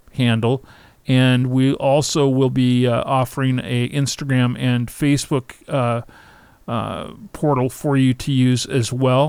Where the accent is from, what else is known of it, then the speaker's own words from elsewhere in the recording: Palm Springs, California, United States; right here in my hometown of Palm Springs, California